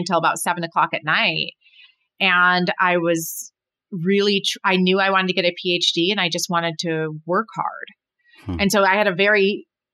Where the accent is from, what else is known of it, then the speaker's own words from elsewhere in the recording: Berrien Springs, Michigan, United States; also born or lived in Indiana; I'm from Berrien Springs, Michigan, which is, a small town